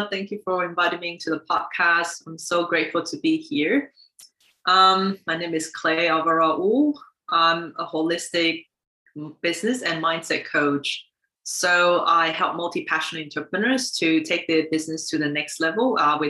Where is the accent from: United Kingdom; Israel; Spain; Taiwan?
Taiwan; born there; moved away; also born or lived in United States / Finland / Singapore; I was born in Taiwan, and I lived in the US, Finland, and Singapore.